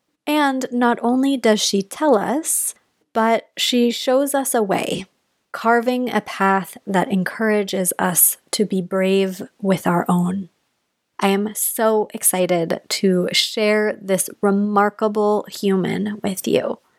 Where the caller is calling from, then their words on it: Portland, Oregon, United States; And I am calling in from Portland, Oregon, where I'm looking out the window